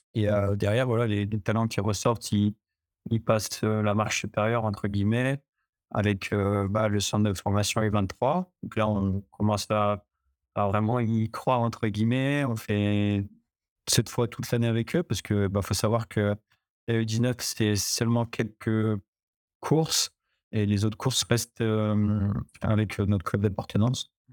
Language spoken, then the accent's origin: French; Chambéry, Auvergne-Rhône-Alpes, France; je viens de Chambéry, je suis savoyard. Bah, j'ai toujours été à Chambéry